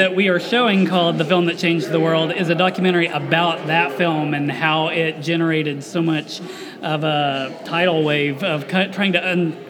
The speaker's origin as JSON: {"language": "English", "town": "Stillwater", "region": "Oklahoma", "country": "United States", "tie": "born or raised there", "said": "I grew up in Stillwater primarily"}